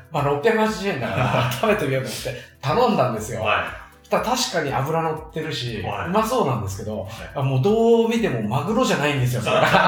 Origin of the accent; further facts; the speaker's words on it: Shizuoka, Japan; 僕、地元静岡の